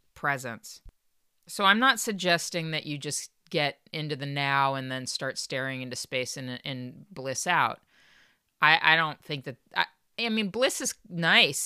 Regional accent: Los Angeles County, Southern California, United States; I grew up in Southern California in Los Angeles County

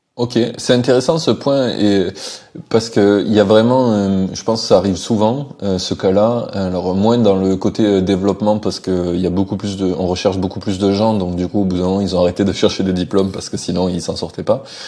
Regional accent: France; chez nous en France

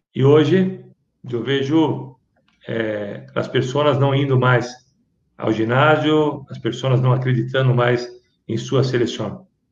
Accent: Brazil; eu não sou peruano, eu sou brasileiro

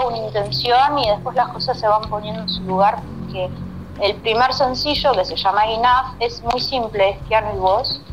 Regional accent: Uruguay; accent: rioplatense; moved away; also born or lived in Switzerland; agarré el acento rioplatense porque tuve la suerte de vivir 5 o 6 años en Uruguay cuando era

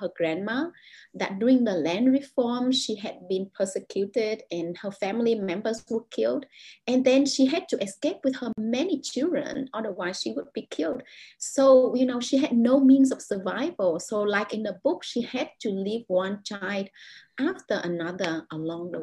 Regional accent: Vietnam; English is a second language; moved away as an adult; now in Jakarta, Indonesia; the reality that I experienced growing up in Vietnam

